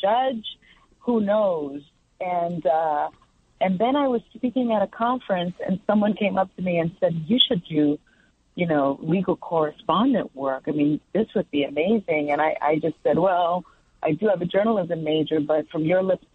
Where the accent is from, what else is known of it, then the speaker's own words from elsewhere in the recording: New York City, New York, United States; also born or lived in Manhattan; I grew up in the South Bronx in the projects